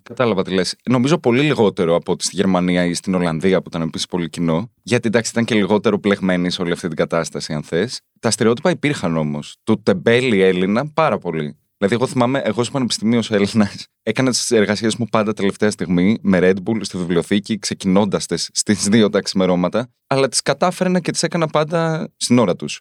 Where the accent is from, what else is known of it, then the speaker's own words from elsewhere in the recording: Greece; moved away as an adult; also born or lived in United States; Εγώ έφυγα από την Ελλάδα το 2010